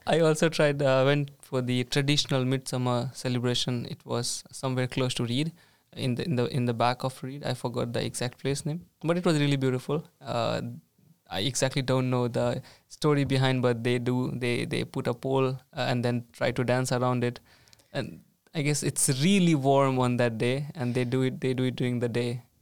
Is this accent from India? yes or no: yes; India; moved away as an adult; now in Sweden; I come from India